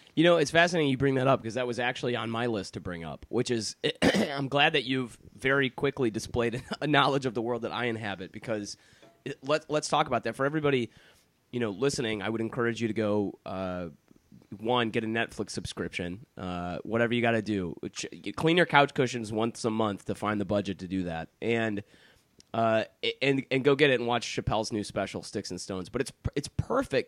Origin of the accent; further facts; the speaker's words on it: Detroit, Michigan, United States; accent: American; I grew up in Detroit, Michigan